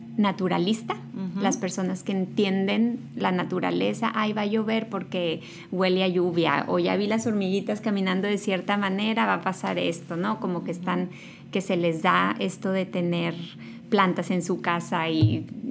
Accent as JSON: {"language": "Spanish", "town": "Los Mochis", "region": "Sinaloa", "country": "Mexico", "tie": "born or raised there", "also_born_or_lived": "Monterrey", "moved": "as an adult", "lives_now": "United States", "said": "Yo nací en Sinaloa, soy de Los Mochis"}